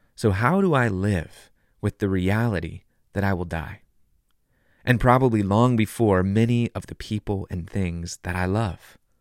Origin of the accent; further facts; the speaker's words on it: Southern California, United States; When I was a kid growing up in Southern California, I'd go body surfing in Malibu every summer